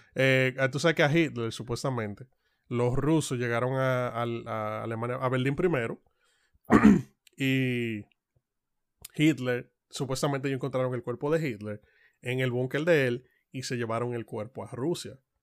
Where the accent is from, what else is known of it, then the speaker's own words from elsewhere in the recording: Dominican Republic; somos dominicanos